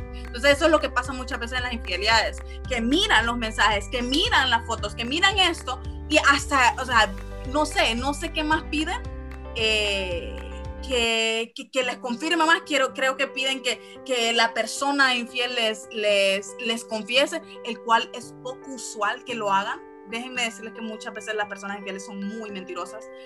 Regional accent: San Pedro Sula, Cortés, Honduras; somos de San Pedro Sula

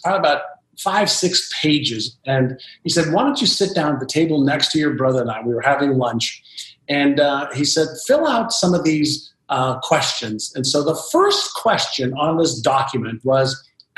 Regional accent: Montreal, Quebec, Canada; first language Hebrew; English is a second language; also born or lived in Israel; I moved from Israel to Montreal, Canada, I was just learning the Hebrew language as a 5-year-old

